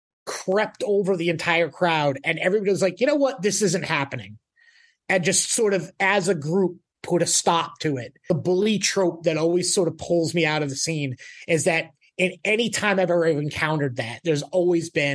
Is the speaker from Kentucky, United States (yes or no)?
no; Woonsocket, Rhode Island, United States; I grew up in the Woonsocket area of Rhode Island